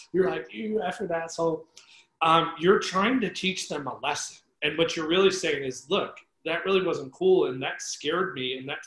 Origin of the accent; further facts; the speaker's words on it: Northeast, United States; now in Los Angeles, United States; I grew up in the Northeast